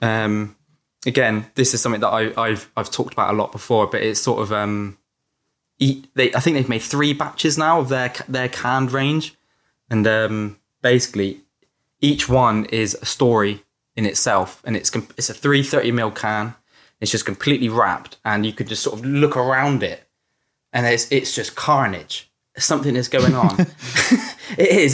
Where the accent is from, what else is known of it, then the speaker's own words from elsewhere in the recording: Yeovil, South West England, United Kingdom; also born or lived in Crewkerne; I was born in Crewkerne, a little town in Somerset, um, and then I sort of moved to Yeovil when I was a bit older, which is also in Somerset.